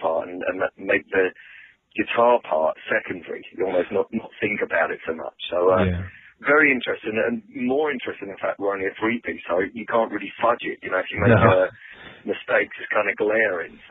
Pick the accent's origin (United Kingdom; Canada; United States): United Kingdom; London; moved away; we're all from London